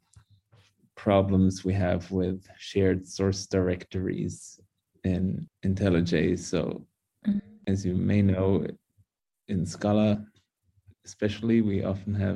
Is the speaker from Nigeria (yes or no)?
no; Munich, Bavaria, Germany; first language English and German; also born or lived in United States; I was born with English, basically. It's my mother tongue, you could say, since my mother is from America. So I grew up bilingually with both English and German